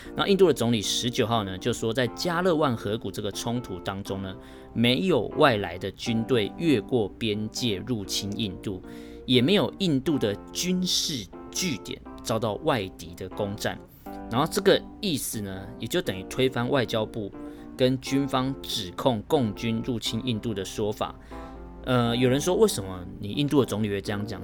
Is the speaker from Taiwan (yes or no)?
yes; Taiwan; 明明我是台湾人